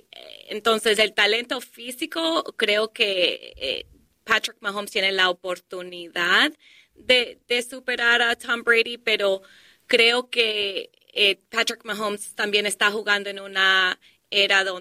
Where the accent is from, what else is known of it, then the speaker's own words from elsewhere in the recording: Colombia; now in Detroit, United States; cuando nosotros llegamos a este país de Colombia, vivimos en Detroit